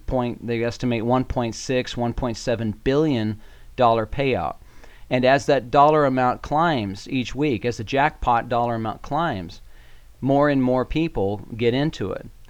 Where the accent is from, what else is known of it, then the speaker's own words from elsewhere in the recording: Colorado, United States; I am from Colorado. I hail from, I think, the prettiest state in the union.